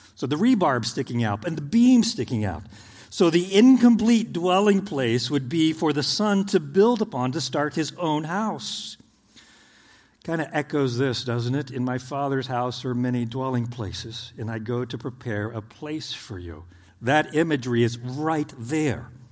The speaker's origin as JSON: {"language": "English", "region": "Oklahoma", "country": "United States", "tie": "born or raised there", "moved": "as an adult", "lives_now": "Indiana, United States"}